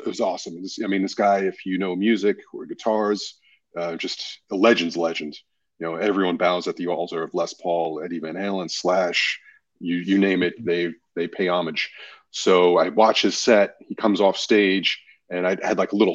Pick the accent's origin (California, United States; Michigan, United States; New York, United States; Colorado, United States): New York, United States; New York City; now in Los Angeles, United States; growing up in Queens, New York, you know, one of the five boroughs